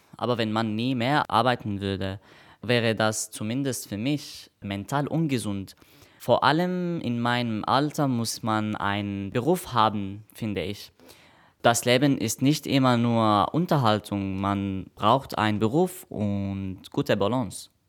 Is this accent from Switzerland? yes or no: no; Damascus, Damascus Governorate, Syria; German is a second language; now in Stuttgart, Germany; ich komme aus Syrien, Damaskus